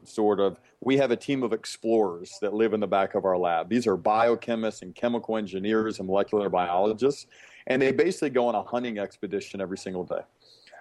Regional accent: Birmingham, Alabama, United States; I was raised in Birmingham, Alabama

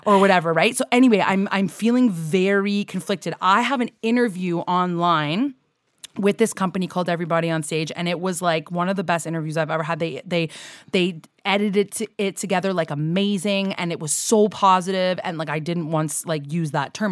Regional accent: Canada

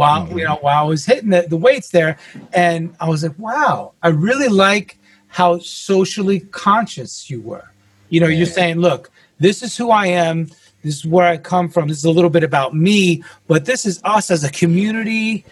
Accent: New York, United States; I'm from New York originally, but I've had over 30 physical addresses.

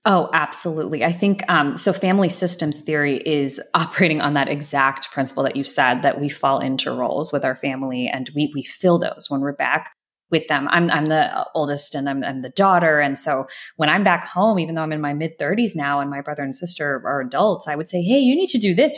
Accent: Atlanta, Georgia, United States; I grew up in Atlanta. I grew up in a suburb right outside of Atlanta

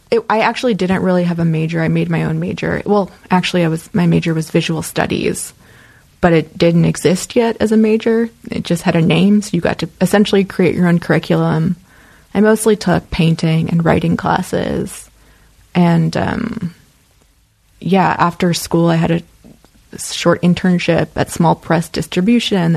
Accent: Midwest, United States; I just I kind of romanticized California when I was a kid growing up in the Midwest.

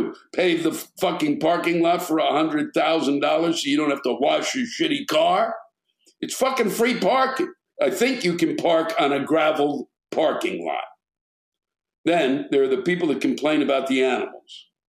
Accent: Germany; My complaint is about the stupid, ignorant, and spoiled people in my home country, Germany, especially during COVID.

